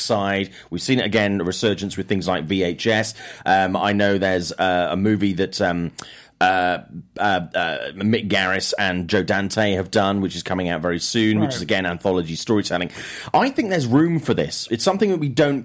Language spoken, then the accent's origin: English; United Kingdom; accent: British; Mine's a real British accent